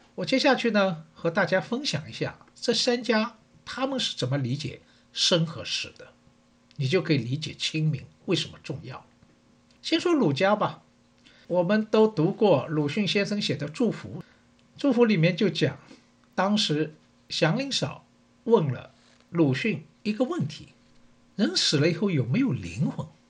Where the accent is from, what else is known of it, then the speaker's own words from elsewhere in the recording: Shanghai, China; 我是上海人